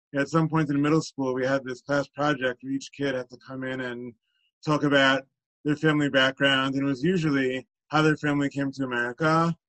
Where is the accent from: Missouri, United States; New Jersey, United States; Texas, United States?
New Jersey, United States; Teaneck; I grew up in Teaneck, where I still live today